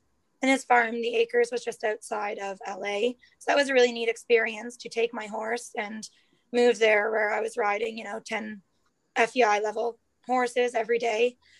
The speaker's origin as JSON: {"language": "English", "town": "Campbellville", "region": "Ontario", "country": "Canada", "tie": "born or raised there", "said": "I grew up in Campbellville, Ontario, just outside of Milton."}